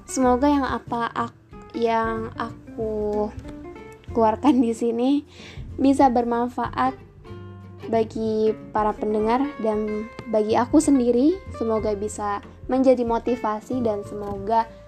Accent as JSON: {"language": "Indonesian", "town": "Depok", "region": "West Java", "country": "Indonesia", "said": "asal aku dari kota Depok."}